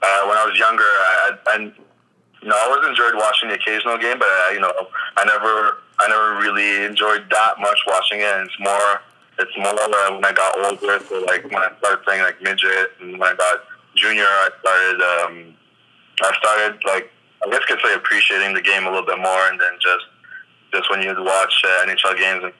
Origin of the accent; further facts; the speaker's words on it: Longueuil, Quebec, Canada; growing up in Longueuil